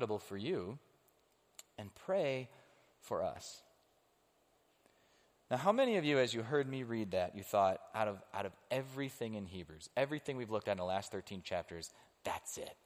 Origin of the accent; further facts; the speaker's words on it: United States; I am an American